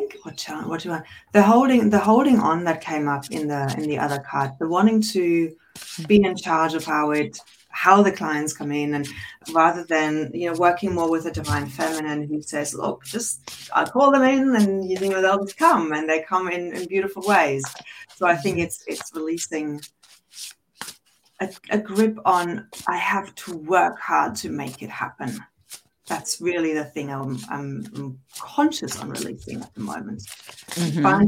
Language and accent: English; Germany; born or raised there